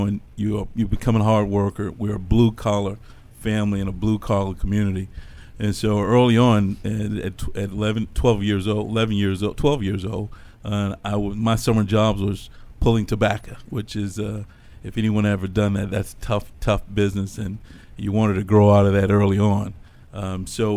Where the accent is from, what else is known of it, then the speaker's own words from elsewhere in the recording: Crewe, Virginia, United States; I'm from a small town here in Virginia called Crewe, Virginia.